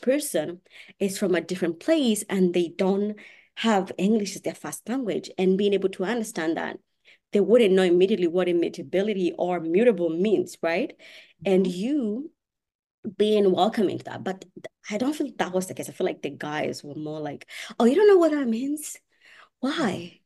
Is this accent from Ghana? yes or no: no; Kenya; English is a second language; now in United States; I'm not from Australia. I'm from Kenya.